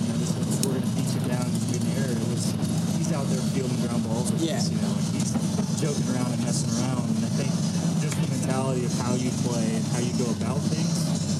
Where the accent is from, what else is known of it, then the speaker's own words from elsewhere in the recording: Fort Worth, Texas, United States; Fort Worth